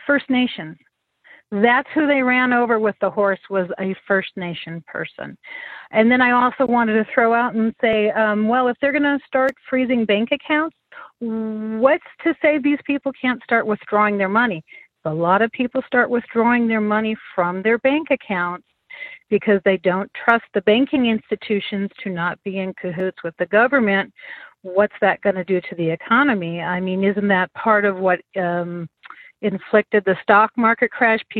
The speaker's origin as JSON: {"language": "English", "region": "Minnesota", "country": "United States", "tie": "born or raised there", "lives_now": "New Mexico, United States", "said": "although I am in New Mexico, I grew up in Minnesota."}